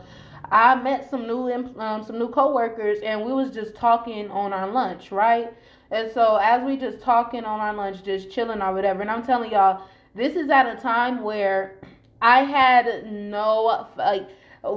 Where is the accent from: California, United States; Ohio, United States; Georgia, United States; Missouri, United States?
California, United States; Long Beach; I'm from Long Beach